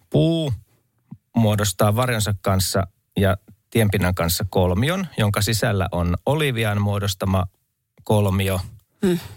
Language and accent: Finnish; Luumäki, South Karelia, Finland; moved away; Mä olen Luumailta, ja. vaimo on Juupajoilta kotoisin ja siellä ei kummassakaan, siis ruotsi oli täysin vieras asia.